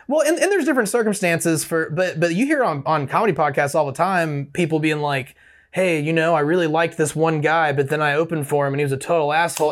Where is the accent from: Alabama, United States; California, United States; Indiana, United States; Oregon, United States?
Alabama, United States; Opelika; I grew up in the Opelika-Auburn area.